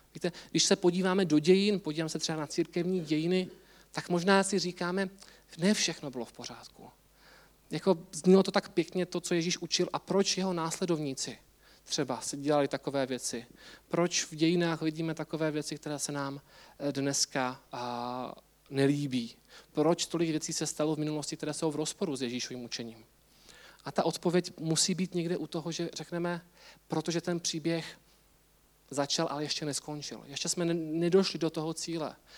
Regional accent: Czechia; my Češi

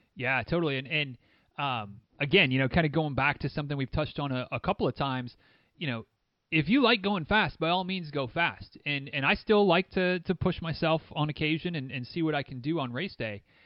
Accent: Northern Michigan, United States; moved away; I am very much from Northern Michigan

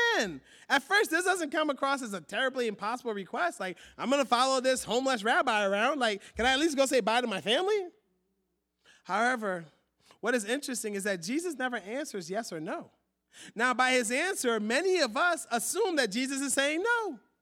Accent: Philadelphia, Pennsylvania, United States; I grew up in Philly

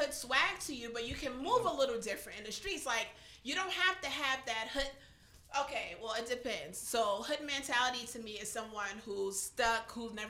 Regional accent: New York City, New York, United States; now in Charleston, United States; Girl, I'm from the Bronx, New York.

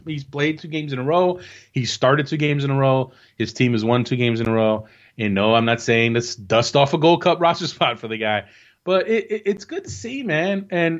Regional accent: United States; and as fans, as American soccer fans, and you want to root for this team and be all patriotic and be about your country

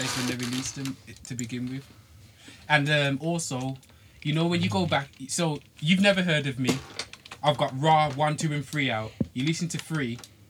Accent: Wolverhampton, West Midlands, United Kingdom; moved away; Even though I'm part of Wolves and I say I'm from Wolves, I don't live in Wolves. I haven't lived in Wolves for a while.

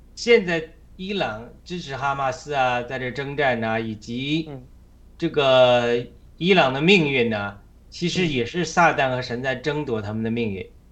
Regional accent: China; moved away as an adult; now in United States; 必须我们中国人必须要高举神

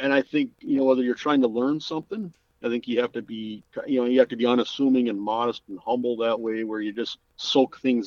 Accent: Minot, North Dakota, United States; when I was growing up in Minot, North Dakota

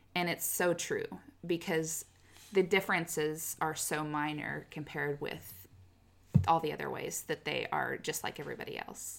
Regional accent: Kansas, United States; moved away as an adult; now in Oklahoma, United States; born and raised in Kansas, and then moved to Oklahoma for job

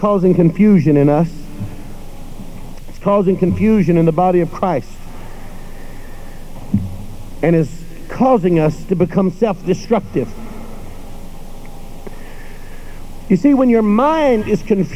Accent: West Texas, United States; I'm from West Texas

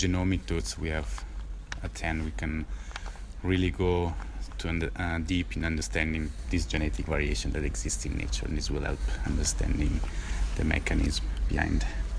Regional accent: Switzerland; I'm from Switzerland

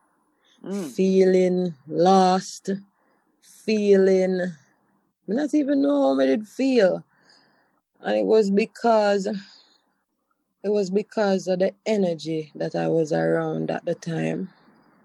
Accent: Montego Bay, Saint James, Jamaica; moved away as an adult; also born or lived in Kingston; I'm from Montego Bay.

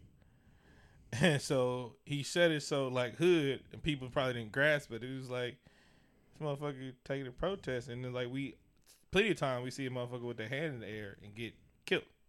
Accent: Oakland, California, United States; I'm from East Oakland, from deep

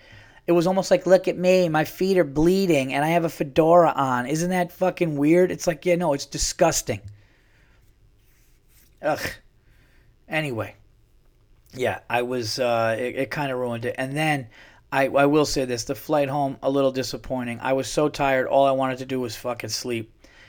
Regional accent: California, United States; now in Dallas, United States; Yeah, well, I'm from California, so, you know, but I'm in Dallas now.

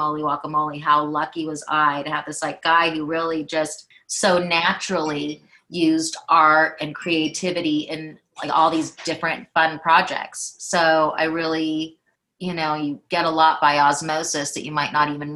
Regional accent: Los Angeles, California, United States; I am from Los Angeles

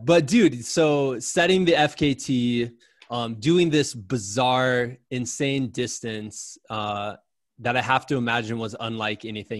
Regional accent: Muscatine, Iowa, United States; he's going to start in the beautiful Mecca of Muscatine, which is my hometown, right on the Mississippi River.

